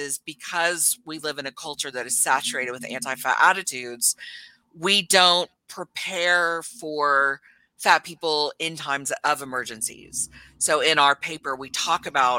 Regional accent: Texas, United States; now in New Zealand; I was born and raised in Texas

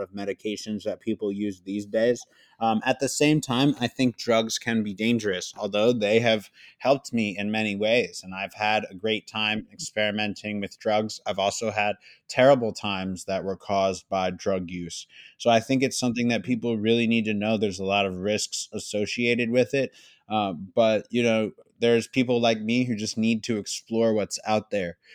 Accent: Philadelphia, Pennsylvania, United States; I'm from Philadelphia

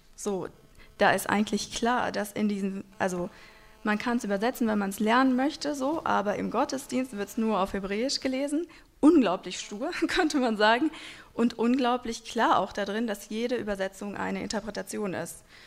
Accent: a small town in Hesse, Germany; German is a second language; also born or lived in Moscow; wir eigentlich in einer kleinen Stadt in Hessen die ganze Zeit aufgewachsen sind

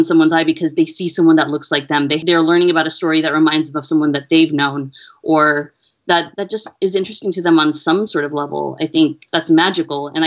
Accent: United States; I am Asian American. My father is Pakistani and my mother is Filipina

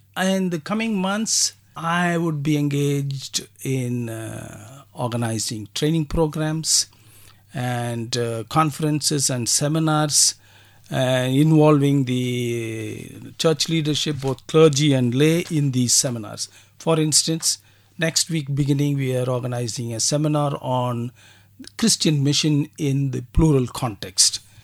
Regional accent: Kolar Gold Fields, Karnataka, India; also born or lived in Bangalore, India; I was born and brought up in uh, Kolar Gold Fields

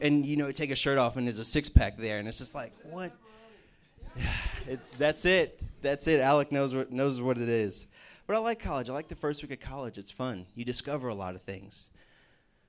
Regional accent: Houston, Texas, United States; moved away as an adult; now in Morgantown, United States; We're from Houston, Texas

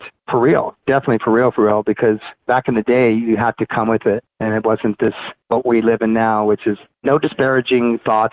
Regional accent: Monterey Park, California, United States; growing up in Monterey Park, Montebello area, LA, downtown area

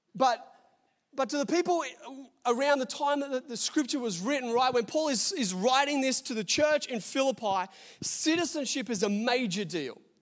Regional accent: Australia; I'm an Australian citizen, got an Australian passport

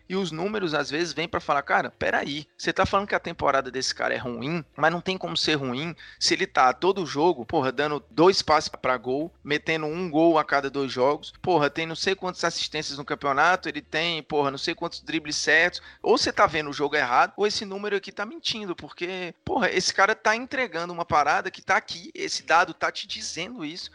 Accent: Fortaleza, Ceará, Brazil; moved away; eu venho de Fortaleza. Eu nunca tive contato com o handball na minha escola

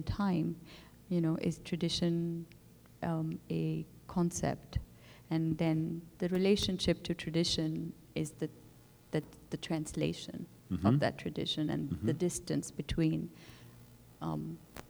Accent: Pakistan; my own relationship to Urdu language in terms of growing up with this, in Pakistan

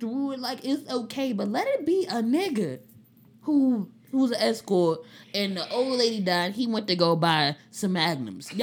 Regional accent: Nigeria; I'm also Nigerian

